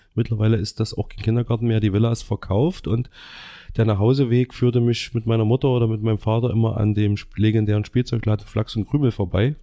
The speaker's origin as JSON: {"language": "German", "town": "Gera", "region": "Thuringia", "country": "Germany", "tie": "born or raised there", "said": "also ich bin im Ostviertel aufgewachsen, in der Ostschule"}